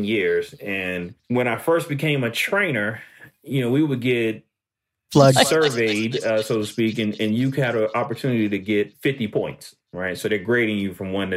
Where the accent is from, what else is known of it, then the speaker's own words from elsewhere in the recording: United States; here in America we can't just be American. You know, born here